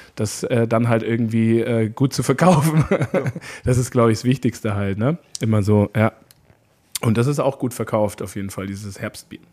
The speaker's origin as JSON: {"language": "German", "town": "Neumarkt", "region": "Bavaria", "country": "Germany", "also_born_or_lived": "Canada", "moved": "yes", "said": "ich bin ja aus Oberbayern ursprünglich"}